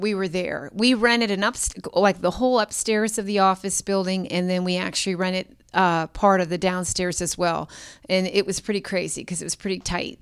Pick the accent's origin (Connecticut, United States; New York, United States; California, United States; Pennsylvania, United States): Pennsylvania, United States; Pittsburgh; moved away as an adult; also born or lived in Tulsa, Oklahoma / Annapolis, Maryland; both born and raised in Pittsburgh